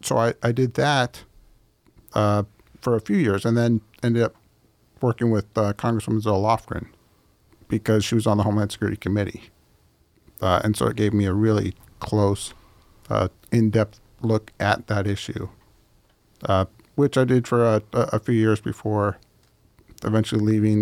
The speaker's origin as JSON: {"language": "English", "area": "Sonoma County", "region": "California", "country": "United States", "tie": "born or raised there", "also_born_or_lived": "Utah / Washington, D.C.", "moved": "as an adult", "said": "I was born in Sonoma County, which is where I was primarily raised"}